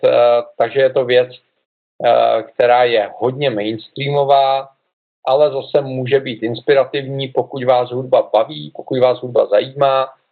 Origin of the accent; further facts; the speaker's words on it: Czechia; U nás v Čechách